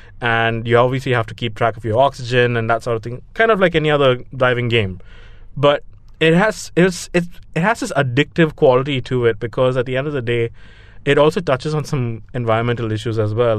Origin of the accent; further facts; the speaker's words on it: Dubai, United Arab Emirates; I grew up in Dubai, so I really don't have any connection to that.